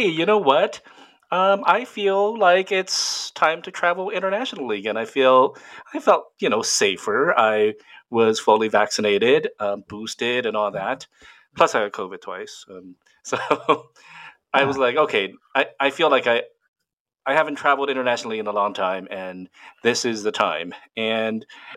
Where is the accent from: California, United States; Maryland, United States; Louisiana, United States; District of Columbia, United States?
California, United States; Southern; I'm from Southern California